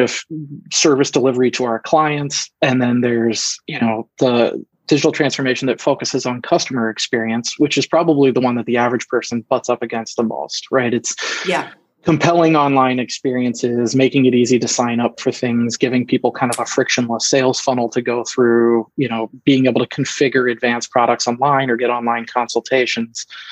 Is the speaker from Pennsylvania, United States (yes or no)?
yes; Philadelphia, Pennsylvania, United States; moved away as an adult; now in Michigan, United States; I'm originally actually from the East Coast, the greater Philadelphia area